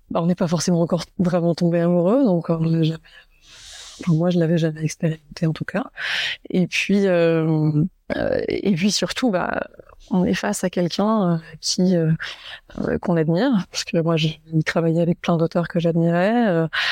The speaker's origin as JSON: {"language": "French", "town": "Saint-Malo", "region": "Brittany", "country": "France", "tie": "born or raised there", "moved": "yes", "said": "j'ai grandi à Saint-Malo en, Bretagne"}